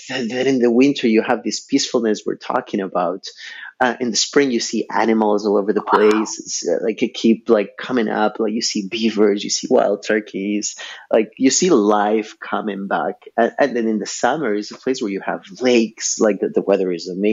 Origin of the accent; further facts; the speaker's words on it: Ecuador; now in Montreal, Canada; I was born and raised in Ecuador.